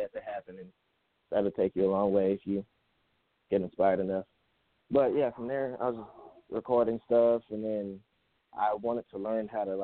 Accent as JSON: {"language": "English", "town": "Riverside", "region": "California", "country": "United States", "said": "I'm from Riverside"}